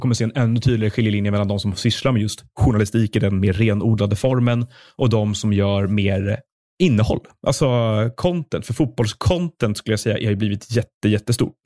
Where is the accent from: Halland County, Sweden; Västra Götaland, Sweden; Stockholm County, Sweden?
Stockholm County, Sweden; Stockholm; jag är också uppvuxen i Stockholm, eh, och i stan